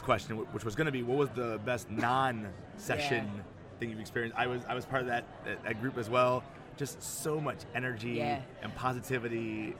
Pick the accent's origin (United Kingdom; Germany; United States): United States; as an American, my go-to sport growing up was baseball